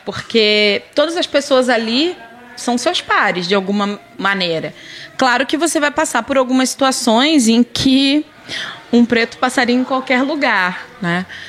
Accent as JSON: {"language": "Portuguese", "town": "Duque de Caxias", "region": "Rio de Janeiro", "country": "Brazil", "tie": "born or raised there", "also_born_or_lived": "Botafogo, Rio de Janeiro / Paraná (pé vermelho)", "moved": "as an adult", "lives_now": "Paraná, Brazil", "said": "eu sou carioca, né? Eu nasci em Botafogo, mas eu passei a minha infância praticamente toda, né, até a fase adulta em Caxias, no Rio"}